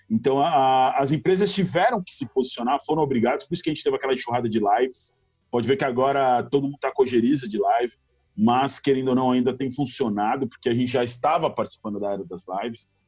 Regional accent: São Caetano do Sul, São Paulo, Brazil; moved away as an adult; now in Florianópolis, Brazil; eu sou de São Caetano do Sul, São Paulo. Eu moro em Floripa há 13 anos, mas eu sou de São Caetano

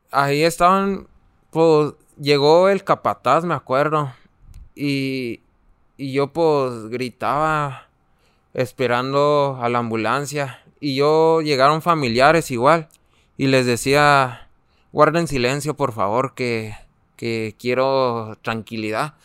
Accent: Namiquipa, Chihuahua, Mexico; Yo tengo 19 años y vengo desde Namiquipa.

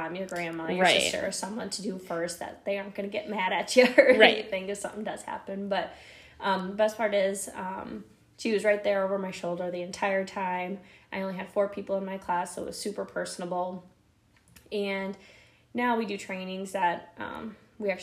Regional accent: Faulkton, South Dakota, United States; moved away as an adult; also born or lived in Brookings, South Dakota / Sioux Falls, South Dakota; I grew up in Falkton, South Dakota. So super, super small town.

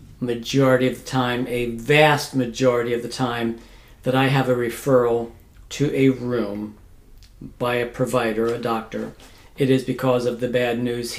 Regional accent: Terre Hill, Pennsylvania, United States; moved away as an adult; also born or lived in Denver, Colorado; now in Colorado, United States; I grew up in a very small town, Terry Hill. And as part of my family's tradition, went to Lancaster Mennonite High School.

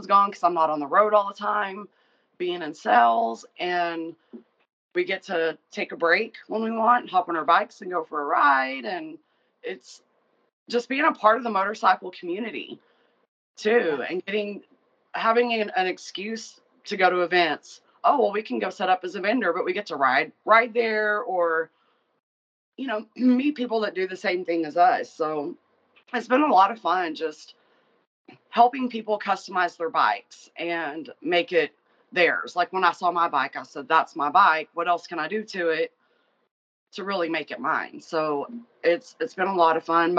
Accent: Abilene, Texas, United States; moved away as an adult; also born or lived in San Antonio, Texas; I moved from where I was living back to my hometown where he's at. And I'd always kind of worked in sales or had my own business. And when I moved to Abilene

